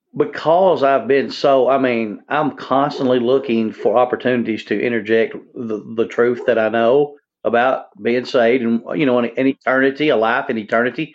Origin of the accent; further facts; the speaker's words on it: Jonesboro, United States; now in Tennessee, United States; in Jonesboro, that got blown away in my hometown